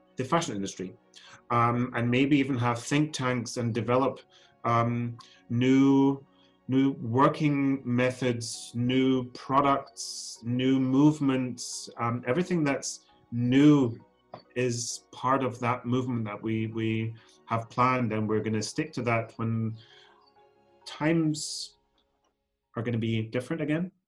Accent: Germany; also born or lived in Scotland; I'm Scottish born. So um, I was born and raised in Scotland, but grew up then in Germany

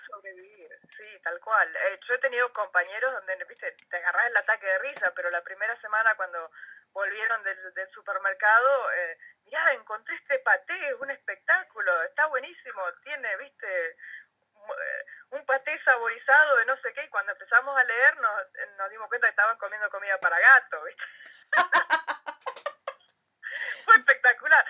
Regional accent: Comodoro Rivadavia, Chubut, Argentina; moved away as an adult; also born or lived in United States / South Africa; now in Saitama, Japan; yo me fui de Argentina en el 98

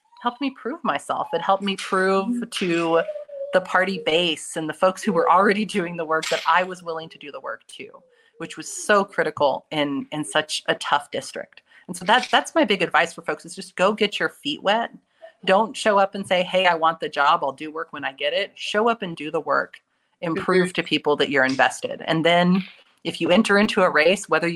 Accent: Texas, United States; I grew up here in Texas

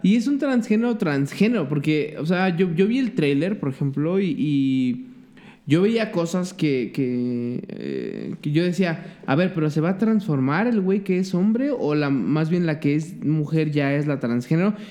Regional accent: Mexico; como pinche mexa

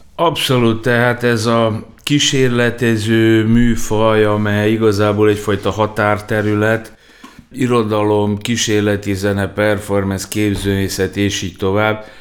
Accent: Novi Sad, Vojvodina, Serbia; újvidéken nevelkedtem

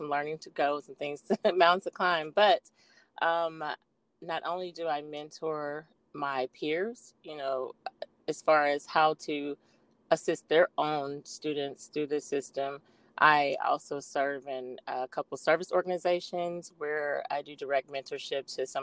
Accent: Arkansas, United States; now in Texas, United States; I am originally from Arkansas. I currently reside in the great state of Texas

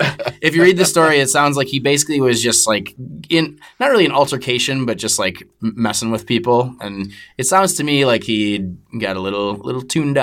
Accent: United States; As an American who has not had access to Sportsnet or CBC for most of his life

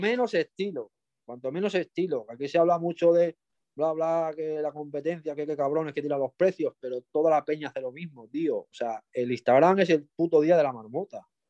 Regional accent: Extremadura, Spain; also born or lived in Mallorca; now in Cáceres, Spain; Yo me considero extremeño, yo nací en Mallorca, pero yo, yo me he criado en Extremadura.

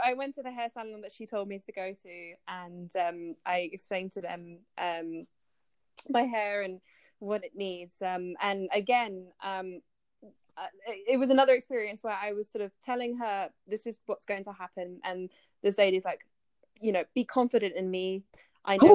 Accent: United Kingdom; also born or lived in France / Japan; I live in the UK currently. Um, I'm British and French

